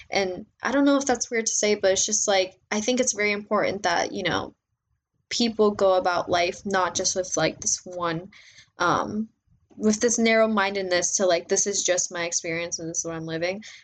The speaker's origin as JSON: {"language": "English", "country": "Mexico", "tie": "born or raised there", "also_born_or_lived": "Panama / United States", "said": "I was born in Mexico. Um, my mom's side of the family is from Mexico. My dad's side of the family is Panamanian. And I've grown up in Mexico."}